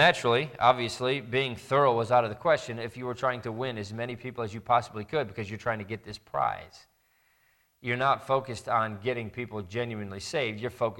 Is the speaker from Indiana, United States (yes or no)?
yes; Indiana, United States; I grew up in Indiana, and there was a large church that was near us